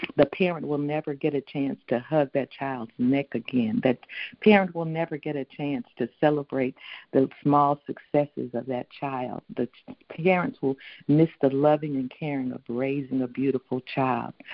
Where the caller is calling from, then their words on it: Houston, Texas, United States; calling in from Houston, Texas